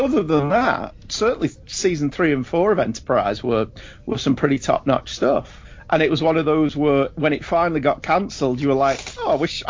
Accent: United Kingdom; we're so British.

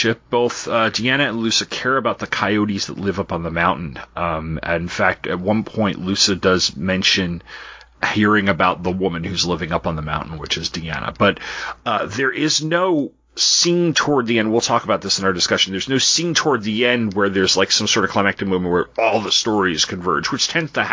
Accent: Long Island, New York, United States; also born or lived in Washington, D.C. / Charlottesville area, Virginia; now in Charlottesville, United States; I grew up on Long Island

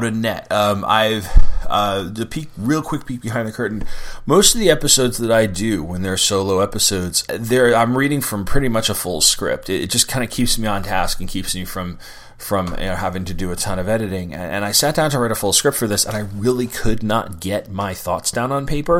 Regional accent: Sayville, New York, United States; when I was a kid growing up in Sayville

